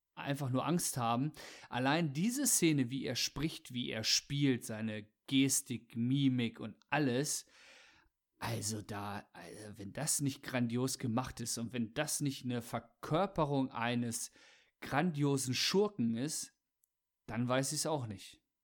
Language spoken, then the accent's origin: German; Germany; Wir sind halt Deutsche